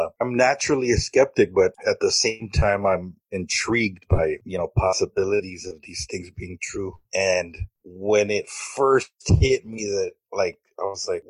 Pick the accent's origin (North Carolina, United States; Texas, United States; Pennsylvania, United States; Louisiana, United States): Texas, United States; Mission; Welcome to the Nerd Podcast. It's a pleasure to be here. I am from the Rio Grande Valley, Mission, Texas